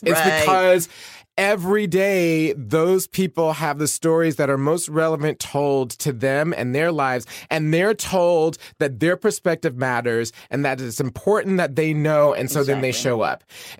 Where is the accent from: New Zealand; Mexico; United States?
United States; Atlanta, Georgia; I grew up in Atlanta.